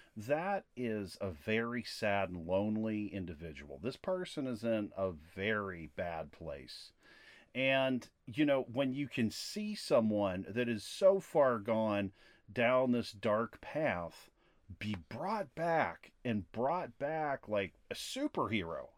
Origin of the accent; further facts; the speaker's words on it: Latrobe, Pennsylvania, United States; I was born in Latrobe, Pennsylvania